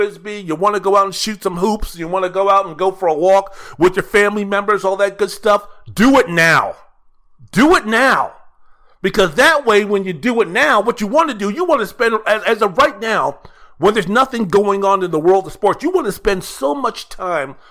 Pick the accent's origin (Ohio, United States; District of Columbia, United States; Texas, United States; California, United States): District of Columbia, United States; Washington; my mom would drag my ass to church down to Holy Comforter in Northwest D.C.